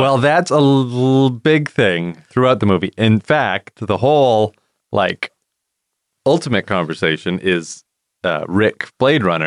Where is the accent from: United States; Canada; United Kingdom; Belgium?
Canada; we're Canadian